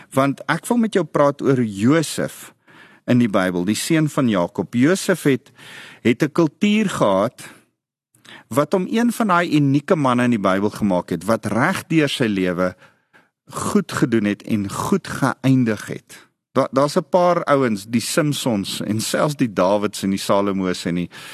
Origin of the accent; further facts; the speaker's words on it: South Africa; Ek's 'n Afrikaner